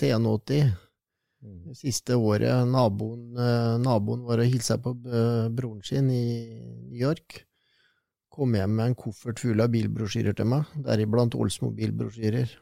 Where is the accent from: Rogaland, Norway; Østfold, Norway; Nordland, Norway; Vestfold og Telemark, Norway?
Østfold, Norway; Sarpsborg; Jeg er jo født og oppvokst i Sarpsborg